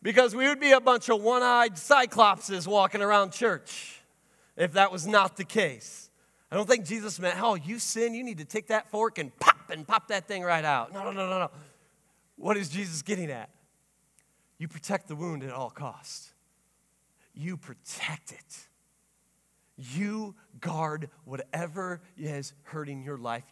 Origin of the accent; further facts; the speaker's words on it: Sturgis, United States; I grew up here in Sturgis.